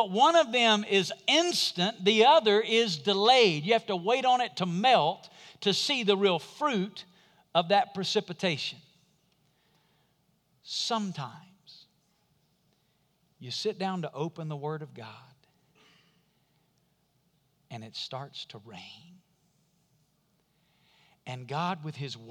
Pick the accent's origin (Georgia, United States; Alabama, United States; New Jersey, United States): Alabama, United States; Muscle Shoals; It's the bridge from my hometown, Muscle Shoals, Alabama